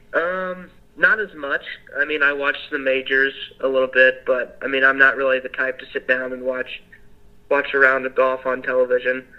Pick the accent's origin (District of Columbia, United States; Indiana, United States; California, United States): Indiana, United States; Evansville; I'm from Evansville, Indiana. Um, it's right there on the border of Kentucky